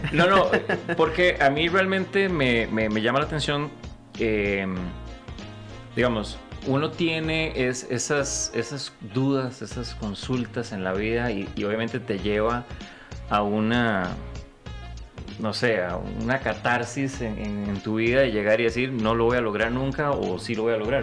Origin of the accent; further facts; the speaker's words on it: Costa Rica; amo hacer cine en mi país, amo hacer proyectos en mi país